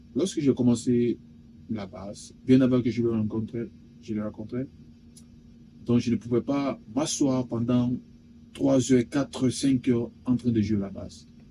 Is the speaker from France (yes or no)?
no; Guinea; Je suis guinéen de nationalité